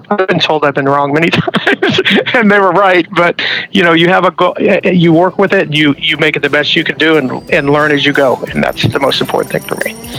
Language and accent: English; Midwest, United States; moved away; I'm originally from the Midwest